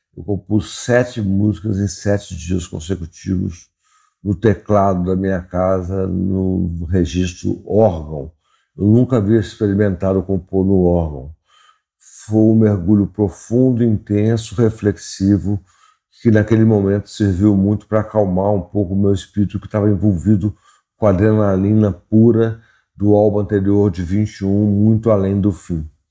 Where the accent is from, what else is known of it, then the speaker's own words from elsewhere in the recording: Belo Horizonte, Minas Gerais, Brazil; eu sou de Belo Horizonte